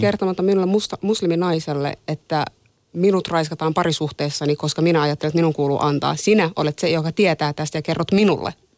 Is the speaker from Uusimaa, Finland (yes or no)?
no; Tampere, Pirkanmaa, Finland; Mä oon kasvanut Tampereella ja mä oon käynyt suomalaisen peruskoulun.